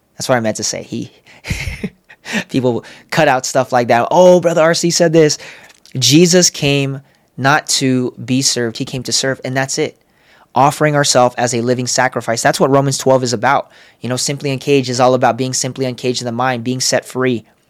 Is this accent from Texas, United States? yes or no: no; San Diego, California, United States; moved away as an adult; also born or lived in Los Angeles; now in Las Vegas, United States; I'm from San Diego, moved to L